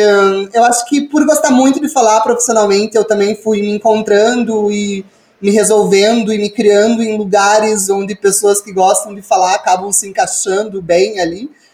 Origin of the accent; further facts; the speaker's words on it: Ponta Grossa, Paraná, Brazil; moved away; nesse momento eu tô morando de volta na minha cidade natal, aqui em Ponta Grossa